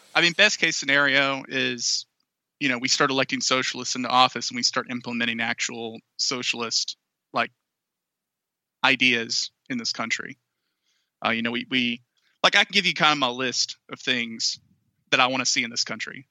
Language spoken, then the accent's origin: English; Anniston, Alabama, United States; moved away; the town I came from was horribly polluted uh, for decades by the Monsanto Corporation